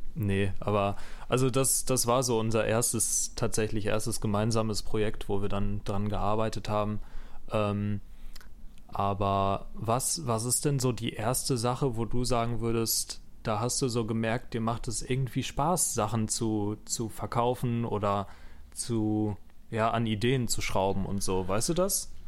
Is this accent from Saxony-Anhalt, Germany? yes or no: no; near Bochum, Ruhr area, North Rhine-Westphalia, Germany; ich komme aus Nähe Bochum, ähm, also Ruhrpott